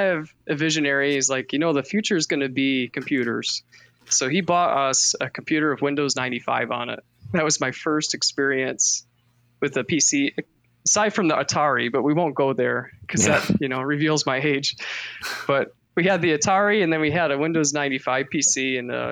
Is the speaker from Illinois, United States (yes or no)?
no; Michigan, United States; I grew up in Michigan on a farm.